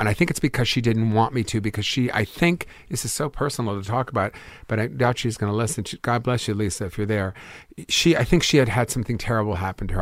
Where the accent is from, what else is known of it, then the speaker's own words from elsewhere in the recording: Los Angeles, California, United States; also born or lived in Bronx, New York; born in Los Angeles